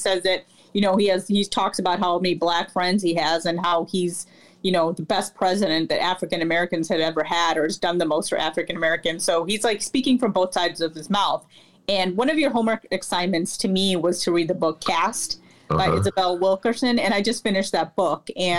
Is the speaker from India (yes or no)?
yes; India; because I'm Indian and I'm, have been to India, I know a little bit about the caste system.